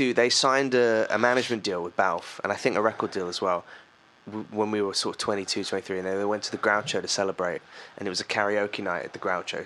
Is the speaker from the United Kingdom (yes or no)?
yes; Norfolk, East of England, United Kingdom; also born or lived in London; I grew up in Norfolk, right?